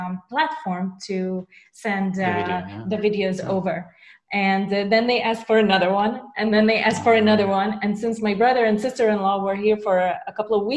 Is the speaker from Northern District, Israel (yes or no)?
yes; Nazareth, Northern District, Israel; I was born and raised in Nazareth